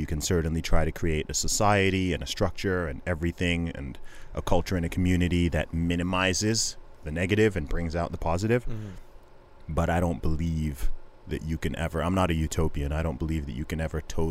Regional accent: Saudi Arabia; moved away; I grew up in Saudi Arabia

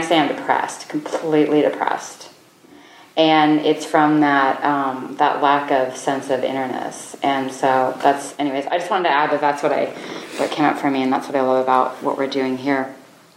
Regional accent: United States; also born or lived in South Dakota / Wyoming; I grew up in South Dakota and Wyoming

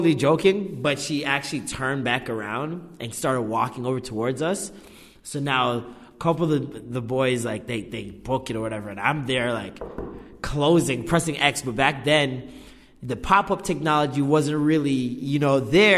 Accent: Vaughan, Ontario, Canada; also born or lived in Oakwood, Toronto / Trethewey, Toronto / Malvern, Toronto; now in Toronto, Canada; the majority of my life in Maple until like I was probably like 19, 20

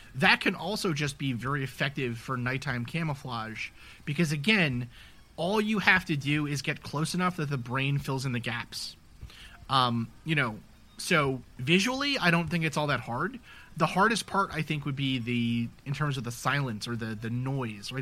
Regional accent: New York City, New York, United States; I grew up in New York City

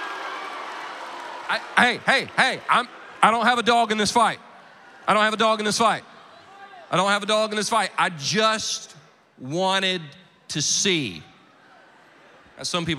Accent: Anderson, South Carolina, United States; I am from Anderson, South Carolina. Most of you have never been. No reason to go, really. The only claim to fame we really have is the movie Radio that came out several years ago. That's about our town

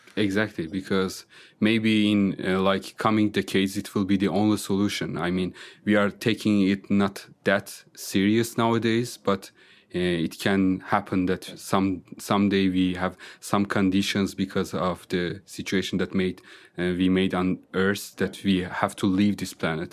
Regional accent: northern Iran, Iran; first language Azerbaijani; English is a second language; moved away as an adult; also born or lived in Germany / Austria / Switzerland; now in Vienna, Austria; I'm coming from, uh, northern part of Iran, uh, which is close to the border of country Azerbaijan

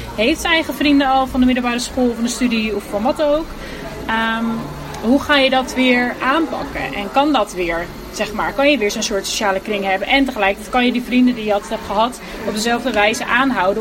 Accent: Houten, Utrecht, Netherlands; also born or lived in Delft; Wij komen dan uit Houten, dus iedereen woonde gewoon daar en dat was de vaste plek

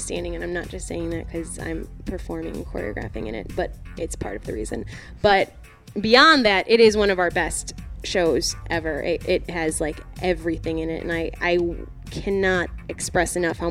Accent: Chicago, Illinois, United States; also born or lived in Arlington Heights, Illinois / Milwaukee, Wisconsin; I was from Chicago. We're both from Chicago originally.

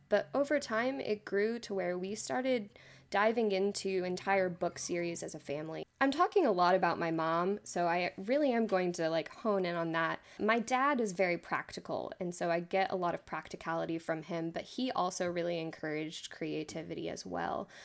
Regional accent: Austin, Texas, United States; moved away as an adult; now in West Texas, United States; I grew up in Austin, Texas.

